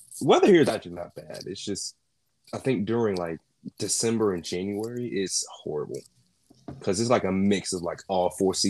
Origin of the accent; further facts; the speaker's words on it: North Carolina, United States; I am from America, North Carolina specifically.